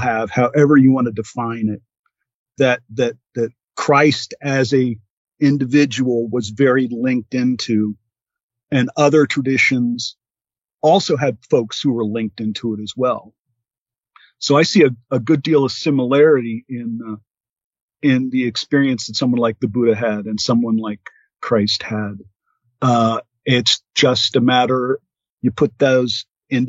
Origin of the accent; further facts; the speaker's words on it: United States; being an American citizen